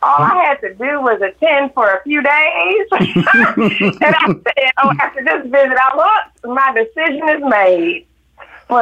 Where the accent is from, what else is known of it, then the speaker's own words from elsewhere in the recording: Detroit, Michigan, United States; I growing up in Detroit, it was over 80% black growing right. up there.